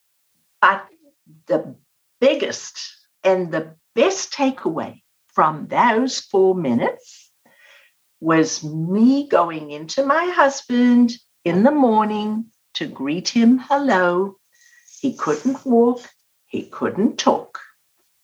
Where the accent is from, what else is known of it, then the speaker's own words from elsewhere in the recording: South Africa; I was born and raised in South Africa